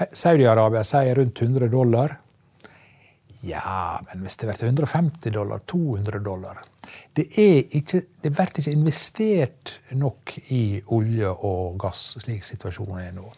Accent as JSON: {"language": "Norwegian", "town": "Ørsta", "region": "Møre og Romsdal", "country": "Norway", "said": "hjemme i Ørsta, i Vartdal, der er lakseoppdrett"}